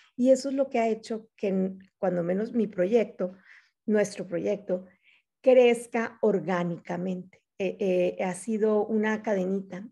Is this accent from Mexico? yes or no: yes; Mexico; moved away as an adult; now in Arizona, United States; soy mexicana